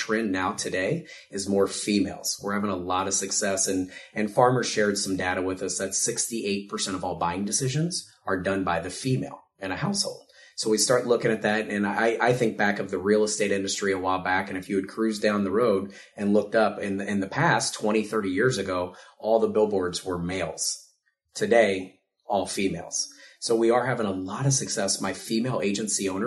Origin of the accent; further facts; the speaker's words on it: Ste. Genevieve, Missouri, United States; I'm actually from St. Genevieve. It's a small town south of here